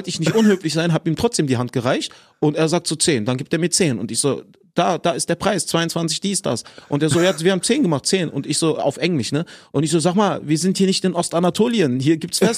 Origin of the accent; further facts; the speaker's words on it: Berlin, Germany; Also ich bin im Westen geboren, Wedding, ne? Da war noch West-Berlin, ne? Genau, genau. Da war noch West-Berlin, 86 bin ich geboren.